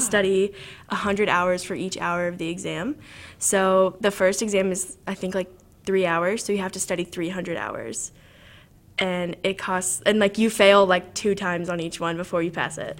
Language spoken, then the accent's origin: English; Southern Illinois, United States; moved away as an adult; also born or lived in Chicago, Illinois; I'm from Southern Illinois, and I cool. moved around a little bit. Um, so I was born in a really small town with like 1,400 people, and I lived there until like middle school